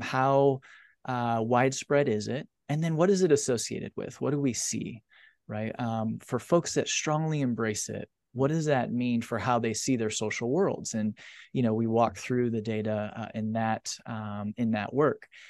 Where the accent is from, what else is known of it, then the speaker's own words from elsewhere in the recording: Indiana, United States; a small community in Indiana, a farming community, um, and being raised in the faith